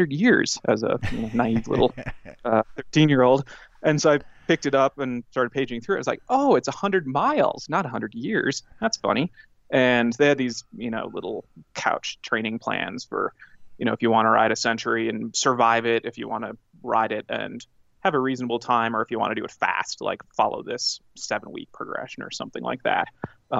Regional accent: Minneapolis, Minnesota, United States; I grew up in Minnesota, in the suburbs of Minneapolis

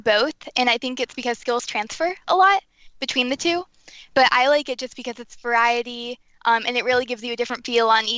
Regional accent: Bryson City, North Carolina, United States; I'm from Bryson City, North Carolina. I've lived here my whole life

